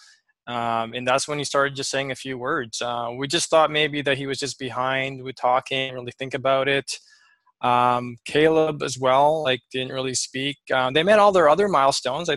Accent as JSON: {"language": "English", "area": "Lower Mainland", "region": "British Columbia", "country": "Canada", "tie": "born or raised there", "also_born_or_lived": "Philippines", "said": "I was born in the Philippines and kind of came to Canada when I was around 6 or 7. So I grew up in the lower end BC here."}